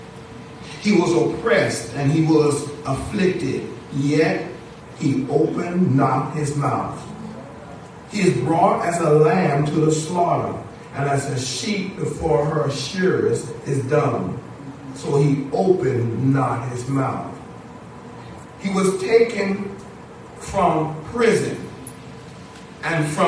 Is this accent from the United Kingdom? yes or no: no; Bahamas; now in United States; As a little boy, growing up in the Bahamas